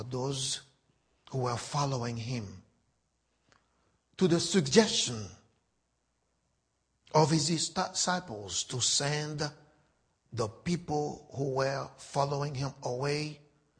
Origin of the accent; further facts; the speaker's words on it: Haiti; Haiti is my home. I was born and raised in Haiti.